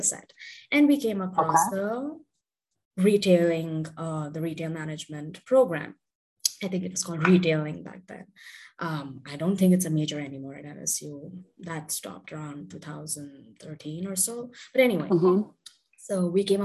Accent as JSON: {"language": "English", "country": "India", "tie": "born or raised there", "also_born_or_lived": "Southern India / New Delhi / United States", "lives_now": "Bengaluru, India", "said": "I was born and raised in India, so I've completed my high school and everything here."}